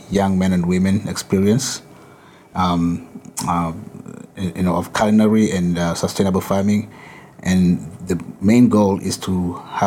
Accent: Kenya; moved away as an adult; now in Massachusetts, United States; I'm originally from Kenya, but I've been here for 20 years.

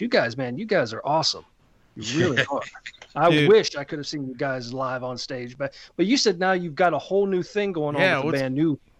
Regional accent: Pennsylvania, United States; now in North Carolina, United States; I live in North Carolina. I'm from Pennsylvania.

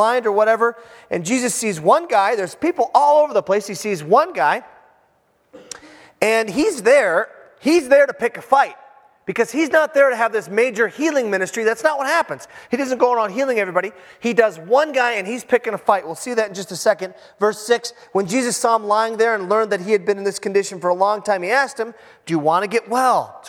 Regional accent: Iron Range, Minnesota, United States; I am from the Iron Range

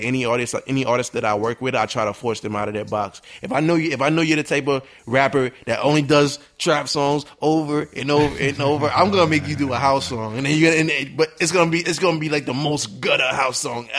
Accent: New York City, New York, United States; I'm a young man. I'm from New York City, born and raised.

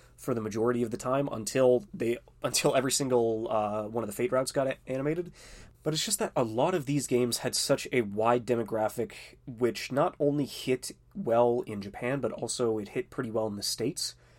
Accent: Canada; being Canadian

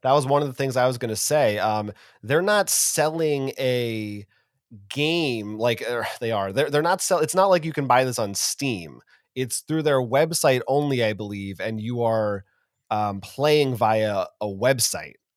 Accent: United States; as an American

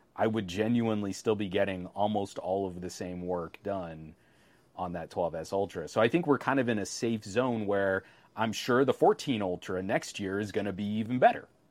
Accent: United States; I'm American

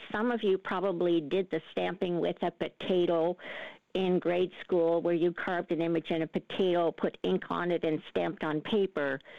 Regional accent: Canada; also born or lived in Netherlands; Well, Peter, I was born in Holland and came to Canada as a, a six year old girl.

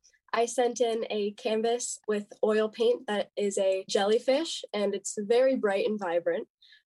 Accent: Bethlehem, Pennsylvania, United States; I'm from Bethlehem, Pennsylvania.

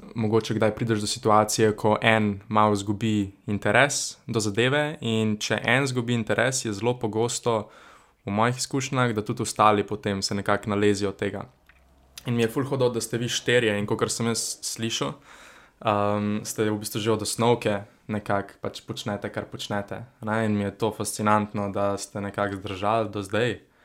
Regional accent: Ljubljana, Central Slovenia, Slovenia; sem iz Črnuč

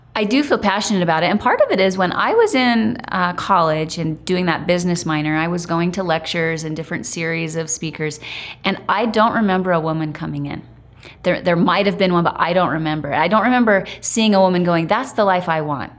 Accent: Idaho, United States; now in Utah, United States; I grew up in Idaho around farms

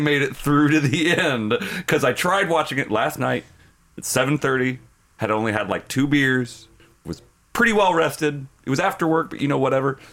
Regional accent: United States; as an American

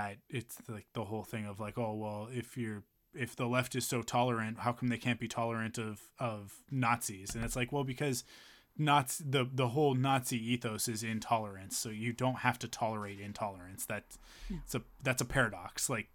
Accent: Canada; We're Canadian.

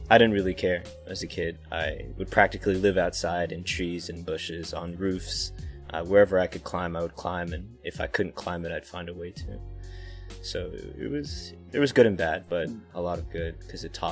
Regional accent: Florida, United States; Florida was to me it was a great place to grow up because there's a lot of flat, open land, open trees that you can explore

